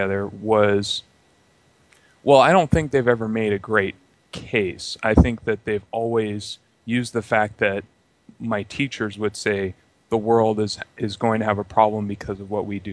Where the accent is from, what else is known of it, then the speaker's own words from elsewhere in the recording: California, United States; I was raised in California, and I'm in Sacramento, California, actually.